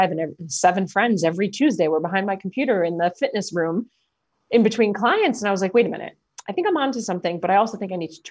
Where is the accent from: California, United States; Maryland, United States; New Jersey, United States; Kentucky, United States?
New Jersey, United States; I'm from New Jersey.